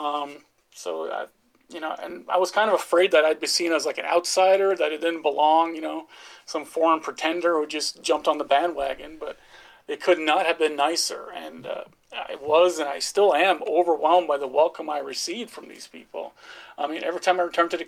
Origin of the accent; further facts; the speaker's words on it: United States; accent: American; my American accent's pretty strong